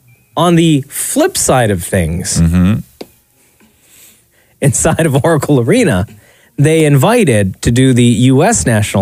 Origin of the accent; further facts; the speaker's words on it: Canada; as a Canadian